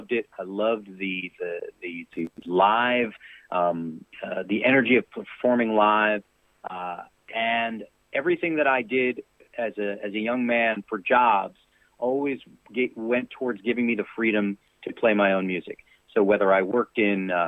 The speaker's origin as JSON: {"language": "English", "town": "New York City", "region": "New York", "country": "United States", "tie": "born or raised there", "moved": "as an adult", "lives_now": "Nashville, United States", "said": "I'm born and raised in New York City, and I love it. I'll always be a Brooklyn boy"}